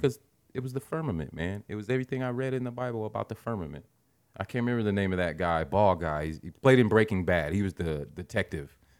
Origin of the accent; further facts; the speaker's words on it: Midwest, United States; We're from the Midwest.